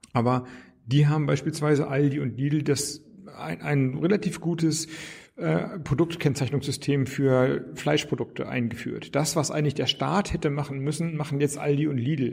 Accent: Flensburg, Schleswig-Holstein, Germany; moved away as an adult; now in Berlin, Germany; aus meiner Heimatstadt Flensburg

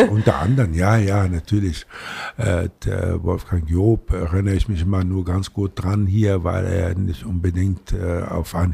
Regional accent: Latakia, Latakia Governorate, Syria; now in Germany; immer nur davon geträumt, als ich die Seefahrer in meiner Heimatstadt äh, Latakia äh, in der also gesehen habe, wenn sie einkaufen taten

